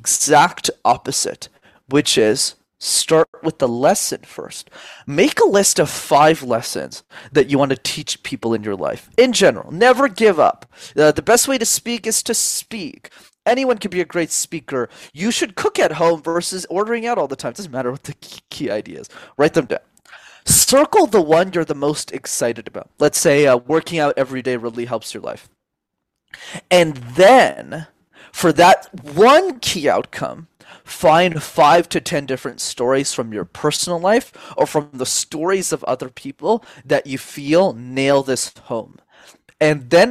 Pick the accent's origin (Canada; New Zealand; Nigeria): Canada; Montreal, Quebec; I grew up in Montreal, spoke French as a second language my entire life